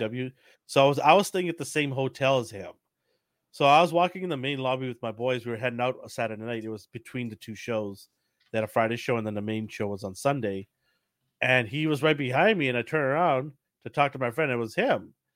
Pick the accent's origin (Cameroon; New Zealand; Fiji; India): Fiji; now in Canada; I'm from Fiji.